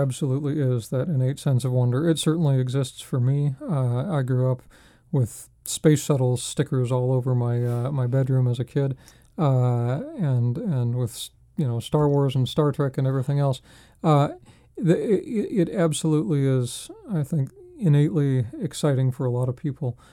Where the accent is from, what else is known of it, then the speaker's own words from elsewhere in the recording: Spokane, Washington, United States; moved away; I'm from Spokane, Washington